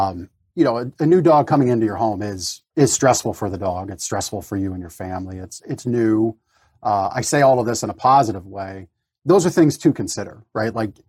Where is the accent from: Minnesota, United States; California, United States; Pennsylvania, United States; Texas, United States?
Pennsylvania, United States; Reamstown; also born or lived in Canada; I was born in Canada, moved to Reamstown when I was 10. So, you know, 32 of my 42 years on this earth have been here in the United States, and formalized that September of 2019.